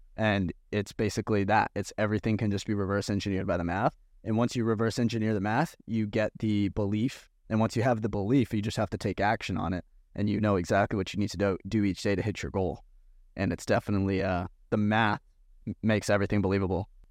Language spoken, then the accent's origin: English; Massachusetts, United States; where I grew up in Massachusetts